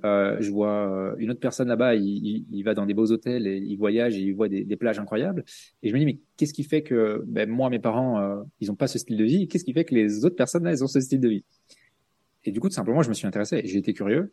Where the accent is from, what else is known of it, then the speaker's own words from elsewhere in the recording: Belgium; à la base je suis belge